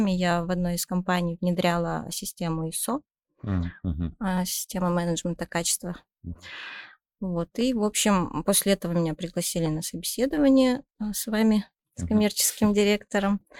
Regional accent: Zhezkazgan, Ulytau Region, Kazakhstan; Я вообще родом из Жесказгана, как вы знаете.

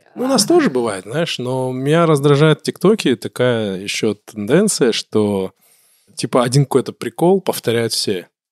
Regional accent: Kabardino-Balkaria, Russia; я люблю свой край, я позиционирую себя, я кабардинец, я там адык, черкес

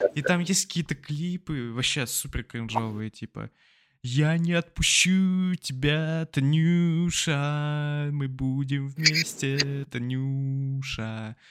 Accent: Blagoveshchensk, Amur Oblast, Russia; moved away; с моей малой родины

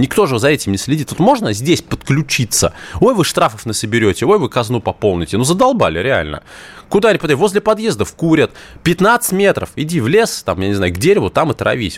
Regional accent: Moscow, Russia; Я коренной москвич

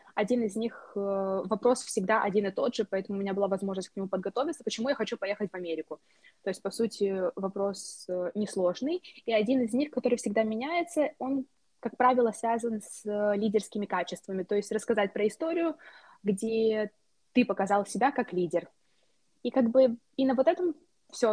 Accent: Moldova; moved away as an adult; also born or lived in United States; now in Hungary; я из Молдовы

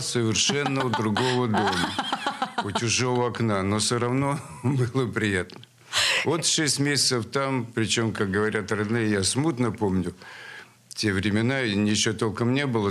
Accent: Saint Petersburg, Russia; born or raised there; also born or lived in Sverdlovsk (Yekaterinburg)

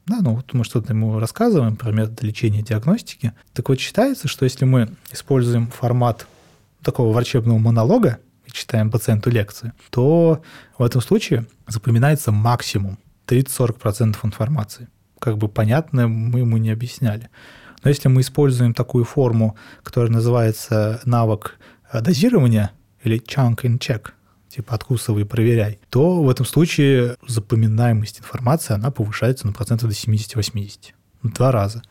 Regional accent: Russia; я был один из России

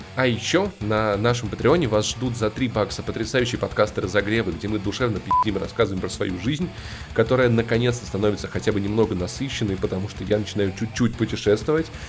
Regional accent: Voronezh, Voronezh Oblast, Russia; Я воронежец

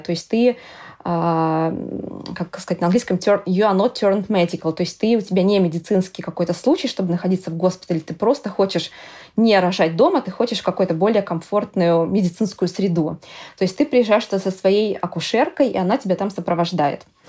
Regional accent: Russia; moved away as an adult; now in Amsterdam, Netherlands; я из России

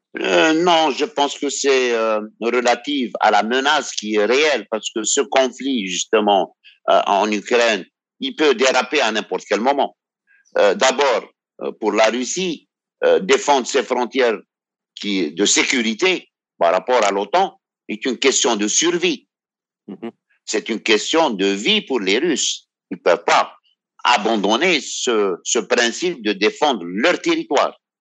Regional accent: Algeria; je suis algérien

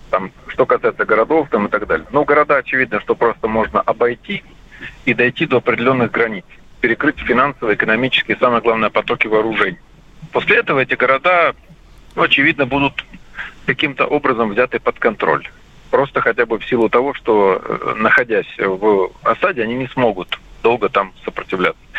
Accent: Ukraine; хотя он сам родом с Украины, как и я, впрочем.

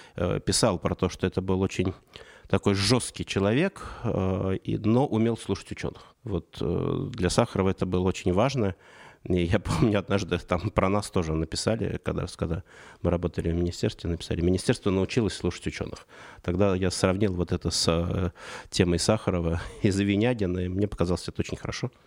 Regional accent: Saratov Oblast, Russia; now in Moscow, Russia; я родился в Саратовской области, и переезд в Москву для 90-х это было событие.

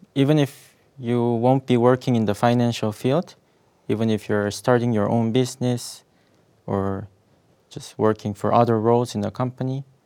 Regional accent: South Korea; moved away as an adult; now in Russia; I'm originally from South Korea

